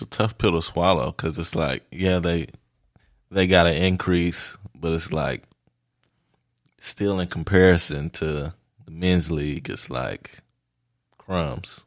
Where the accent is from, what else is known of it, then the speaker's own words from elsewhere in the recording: Oklahoma, United States; I'm from Oklahoma.